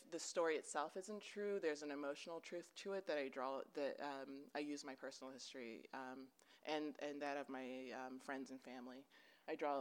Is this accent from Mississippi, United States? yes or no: no; Baltimore, Maryland, United States; now in Denver, United States; I grew up in Maryland, specifically in and around Baltimore